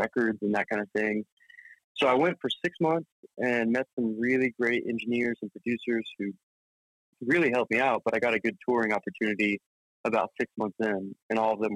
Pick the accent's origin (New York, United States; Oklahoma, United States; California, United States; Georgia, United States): Oklahoma, United States; Norman; growing up in Norman, at least for me, like, I grew up in a pretty small environment, kind of outside of the town, in a little country area